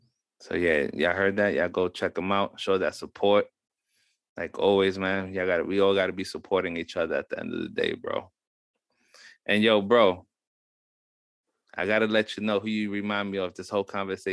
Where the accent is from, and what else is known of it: Mexico